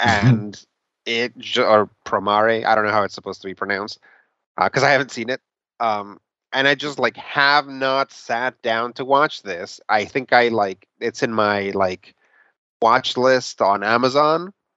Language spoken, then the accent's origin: English; Mexico City, Mexico; moved away; I was born in Mexico City. I lived there for a good part of my childhood